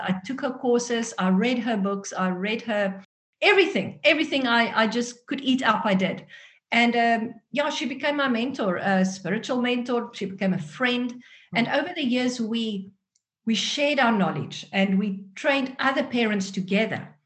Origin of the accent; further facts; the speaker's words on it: South Africa; accent: South African; first language Afrikaans; English is a second language; moved away as an adult; now in Netherlands; grow up in a country where Afrikaans was my first language